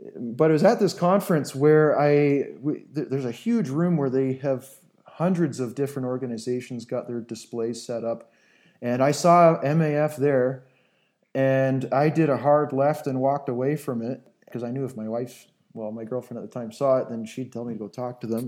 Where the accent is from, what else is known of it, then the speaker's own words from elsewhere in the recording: southern Ontario, Canada; moved away as an adult; now in Angola; I grew up in southern Ontario, Canada, uh, on a little hobby farm